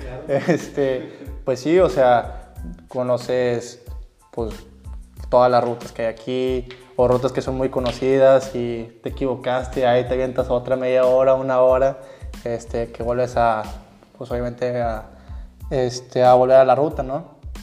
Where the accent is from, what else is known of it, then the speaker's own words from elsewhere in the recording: Tamaulipas, Mexico; moved away as an adult; now in Monterrey, Mexico; yo soy originario de Tamaulipas, Mate Tamaulipas